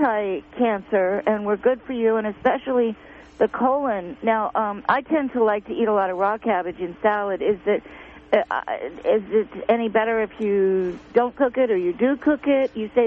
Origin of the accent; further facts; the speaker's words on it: Garberville, California, United States; I'm from Garverville.